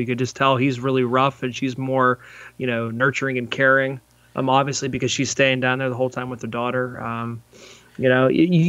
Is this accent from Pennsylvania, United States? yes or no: yes; New Castle, Pennsylvania, United States; Newcastle, where I grew up.